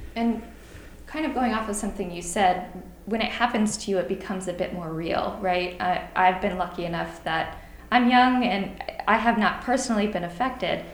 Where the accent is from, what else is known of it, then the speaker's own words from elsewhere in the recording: Illinois, United States; moved away; I'm from I'm from Illinois. I go home to see my parents who are farmers